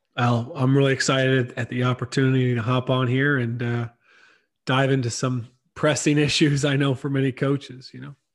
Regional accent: South Carolina, United States; moved away as an adult; also born or lived in Ireland; I grew up in South Carolina, not too far from you

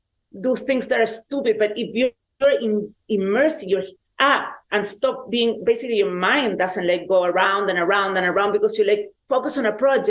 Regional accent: Chile; I grew up in Chile at the time that there was a dictatorship in Chile

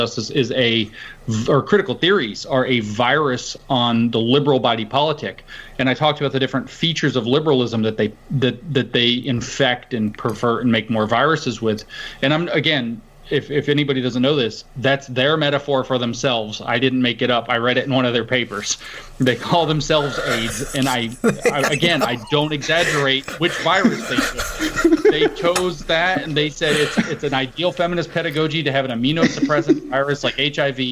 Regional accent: the South, United States; I grew up in the South

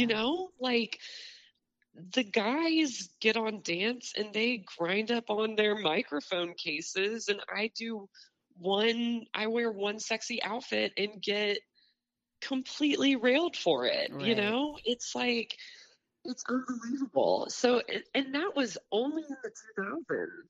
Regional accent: Bellbrook, Ohio, United States; moved away as an adult; now in Nashville, United States; I'm from Dayton, originally um, yeah. in a small town called Bellbrook

